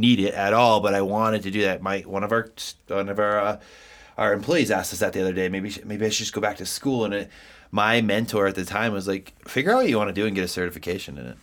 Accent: East Coast, United States; now in Colorado, United States; I'm from the East Coast. We are very direct people.

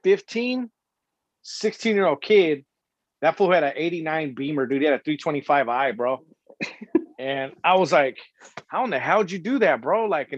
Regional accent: San Diego, California, United States; I was from Paradise Hills

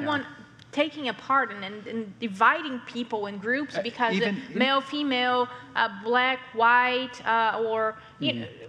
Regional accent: Brazil; first language Portuguese; English is a second language; moved away; So I'm not from here. I'm from Brazil, so I speak Portuguese.

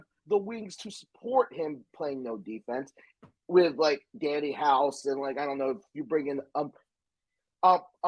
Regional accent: Philadelphia, Pennsylvania, United States; I'm from Philadelphia.

